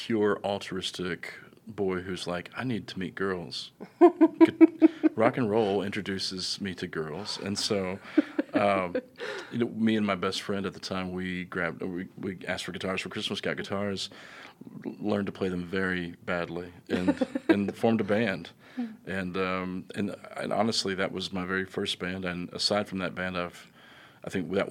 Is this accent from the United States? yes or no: yes; Russellville, Arkansas, United States; I'm from beautiful Russellville